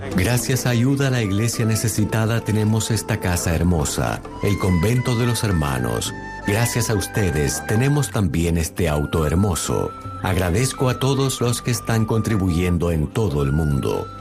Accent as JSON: {"language": "Spanish", "town": "Barcelona", "region": "Catalonia", "country": "Spain", "moved": "as an adult", "lives_now": "Bangladesh", "said": "soy de Barcelona, España"}